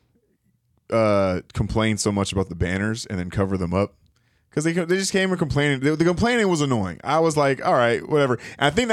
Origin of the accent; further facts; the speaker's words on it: Inglewood, California, United States; I grew up in Inglewood